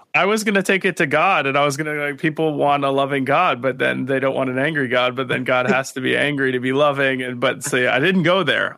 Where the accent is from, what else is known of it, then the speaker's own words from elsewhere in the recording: South Florida, United States; moved away; also born or lived in New York City; I grew up in South Florida, and then when I moved to New York City